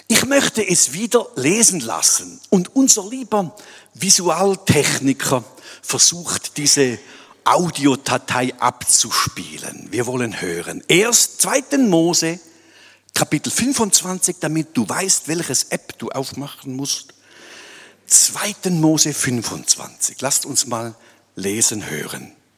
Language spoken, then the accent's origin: German; Switzerland; als Schweizer Gemeinde